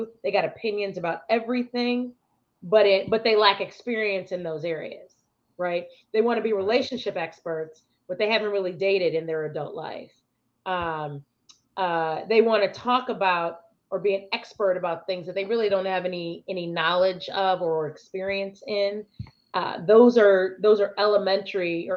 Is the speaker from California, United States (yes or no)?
no; Chicago, Illinois, United States; I'm from Chicago